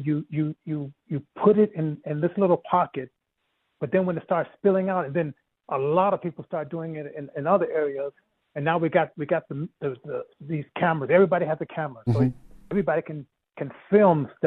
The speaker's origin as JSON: {"language": "English", "town": "Denver", "region": "Colorado", "country": "United States", "tie": "born or raised there", "also_born_or_lived": "Compton, California", "moved": "yes", "said": "I grew up in Denver. When I went to California, lived in Compton, California"}